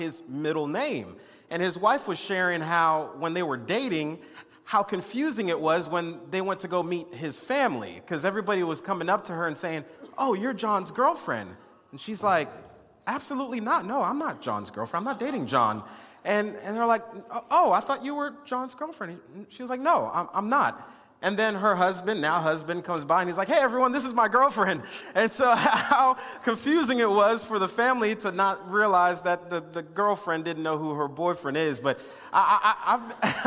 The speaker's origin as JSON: {"language": "English", "town": "West Palm Beach", "region": "Florida", "country": "United States", "tie": "born or raised there", "said": "I was born in West Palm Beach, Florida"}